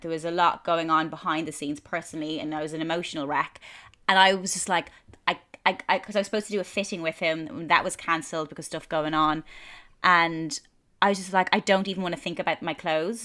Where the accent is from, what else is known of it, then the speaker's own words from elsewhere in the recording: Ireland; moved away as an adult; now in London, United Kingdom; growing up in Ireland